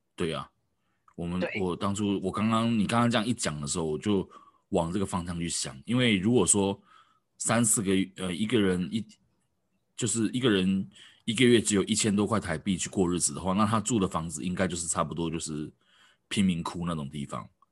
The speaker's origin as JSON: {"language": "Chinese", "region": "Taoyuan", "country": "Taiwan", "said": "我是桃园人"}